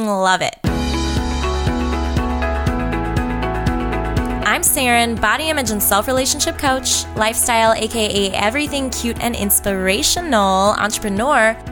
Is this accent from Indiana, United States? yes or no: yes; Northwest Indiana, United States; my hometown in the Chicago area, Northwest Indiana